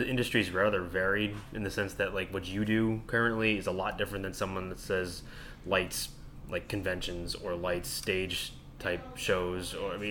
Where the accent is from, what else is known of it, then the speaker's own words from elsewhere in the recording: New England, United States; now in Florida, United States; Like New England, we grew up going to Spooky World